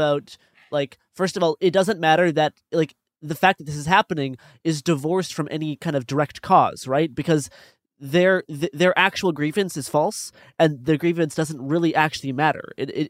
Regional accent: Saskatoon, Saskatchewan, Canada; in my hometown of Saskatoon, Saskatchewan

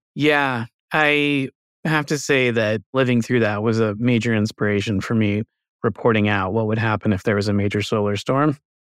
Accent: United States; as an American

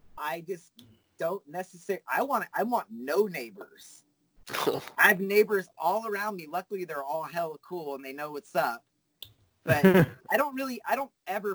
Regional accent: Fresno, California, United States; I'm from Fresno where nothing cool happens

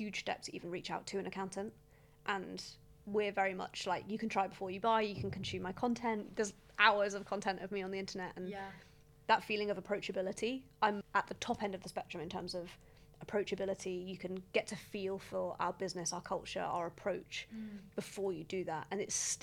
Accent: United Kingdom; as British business owners

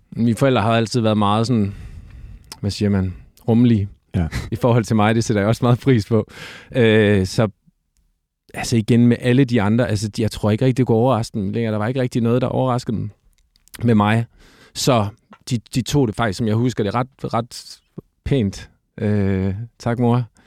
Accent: Silkeborg, Central Denmark Region, Denmark; moved away as an adult; also born or lived in Copenhagen; Jeg er født i Silkeborg. Øh, Silkeborg sygehus, for at være helt eksakt. Jeg, øh, og der, der har jeg boet øh, øh, hele mit, øh, mit øh, børne- og ungdomsliv, indtil, at, øh, indtil jeg flyttede til København som sådan noget 18-19-årig

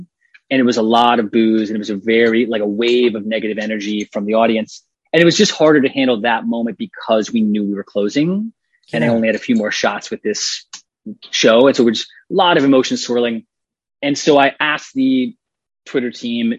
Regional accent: Atlanta, Georgia, United States; I was raised in Atlanta in a very polite, you know, mannered family.

